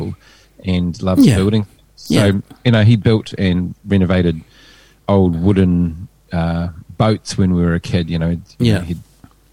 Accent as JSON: {"language": "English", "town": "Hamilton", "region": "Waikato", "country": "New Zealand", "tie": "born or raised there", "moved": "yes", "lives_now": "Hawke's Bay, New Zealand", "said": "I'm from the Tron"}